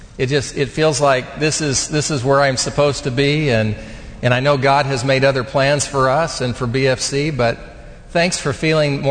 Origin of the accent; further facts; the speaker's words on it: Bethany, Oklahoma, United States; a kid from Bethany, Oklahoma